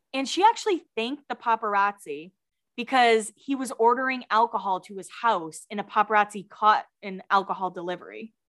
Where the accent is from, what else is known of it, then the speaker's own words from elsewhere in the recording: Massachusetts, United States; I'm from Massachusetts